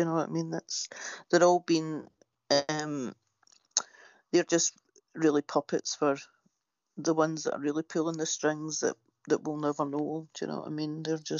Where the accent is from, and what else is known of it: Glasgow, Scotland, United Kingdom; now in Florida, United States